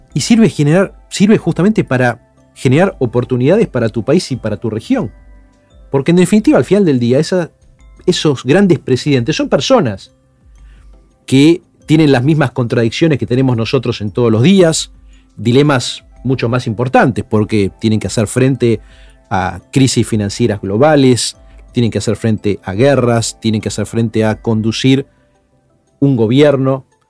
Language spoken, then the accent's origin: Spanish; Buenos Aires, Argentina; yo estaba en séptimo grado, y con mi familia íbamos a la iglesia en Palermo, a la parroquia San Martín de Tours